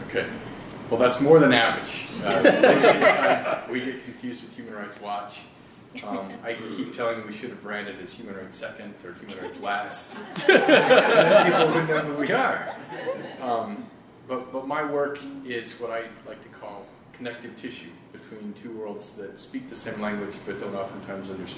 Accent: Wyoming, United States; moved away as an adult; I grew up in Wyoming

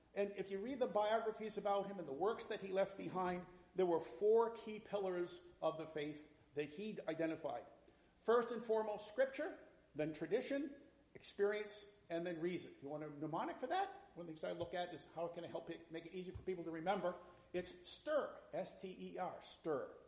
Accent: north central Massachusetts, United States; I grew up in the Methodist Church, small town in, in north central Massachusetts back in the 1960s

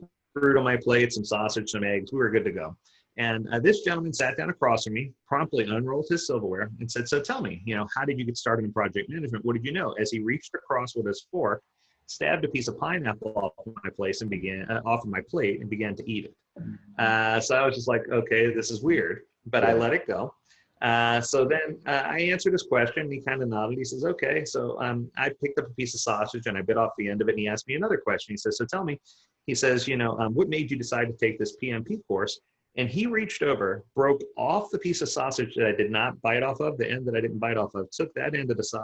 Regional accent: New Orleans, Louisiana, United States; I was born and raised in New Orleans

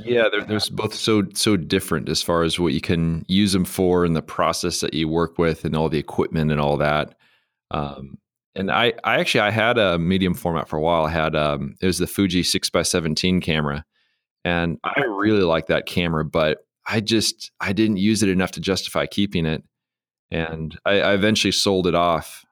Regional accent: San Diego, California, United States; I'm from San Diego

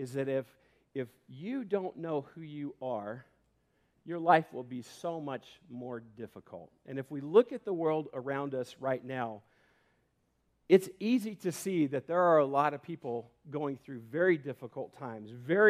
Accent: Homedale, Idaho, United States; I grew up in Homedale and had a lot of great friends

